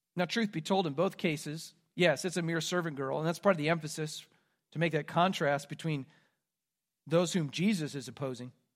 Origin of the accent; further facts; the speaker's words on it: Midwest, United States; moved away; I'm from the Midwest. We don't have an accent there